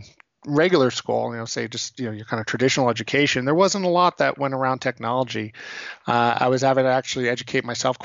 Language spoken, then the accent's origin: English; New York City, New York, United States; I was born in New York City. I'm born and raised.